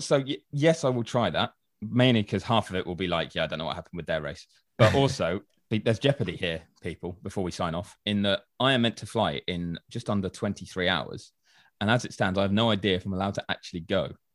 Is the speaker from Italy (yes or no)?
no; United Kingdom; I'm British